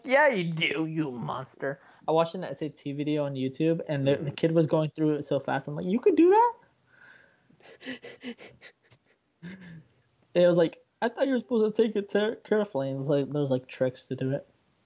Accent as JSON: {"language": "English", "country": "Jordan", "tie": "born or raised there", "moved": "yes", "said": "in my home country of Jordan"}